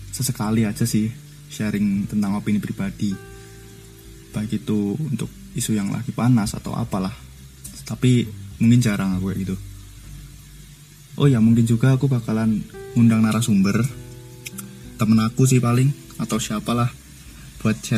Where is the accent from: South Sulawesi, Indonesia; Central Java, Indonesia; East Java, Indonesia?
Central Java, Indonesia; Surakarta; born there; dan aku lahir di Solo.